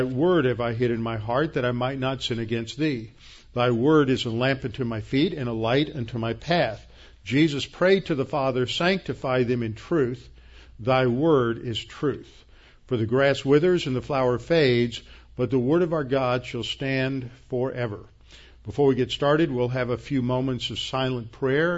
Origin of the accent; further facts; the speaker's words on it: United States; we as American evangelicals